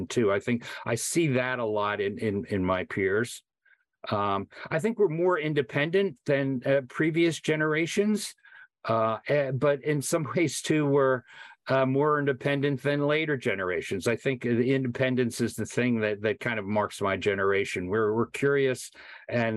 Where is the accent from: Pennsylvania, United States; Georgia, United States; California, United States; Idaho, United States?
Pennsylvania, United States; Philadelphia; moved away as an adult; also born or lived in South Africa; I'm a Philly boy. I grew up in Northeast Philadelphia